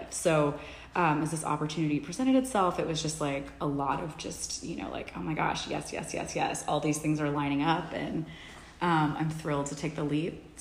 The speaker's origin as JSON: {"language": "English", "town": "Dallas", "region": "Texas", "country": "United States", "tie": "born or raised there", "also_born_or_lived": "Ecuador / Washington, D.C. / Los Angeles", "moved": "as an adult", "lives_now": "New York City, United States", "said": "I was born and raised in Dallas"}